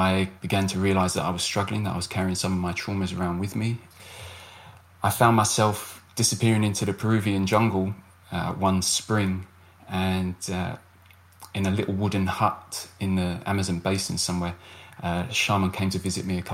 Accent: United Kingdom; I'm a British military veteran

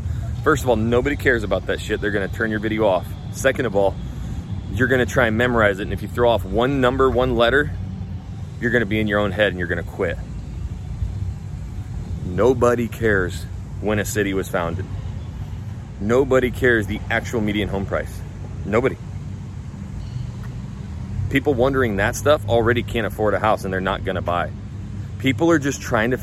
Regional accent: Idaho, United States; now in Houston, United States; I'm from Idaho

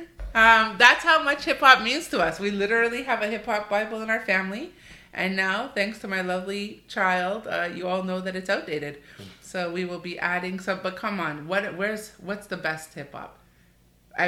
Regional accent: Canada; we're born and raised in Canada, and so we are Canadian

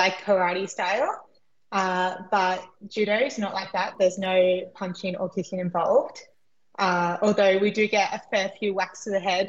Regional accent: Albion Park Rail, New South Wales, Australia; also born or lived in Figtree, New South Wales; I was born in Fig Tree, but I grew up in Oak Flats and then Albion Park Rail

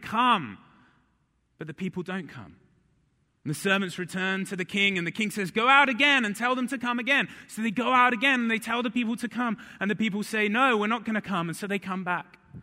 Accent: High Wycombe, South East England, United Kingdom; moved away; I grew up in England

